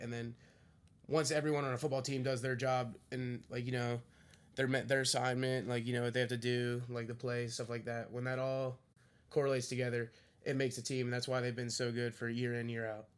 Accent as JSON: {"language": "English", "town": "Philadelphia", "region": "Pennsylvania", "country": "United States", "tie": "born or raised there", "said": "growing up in Philadelphia sports"}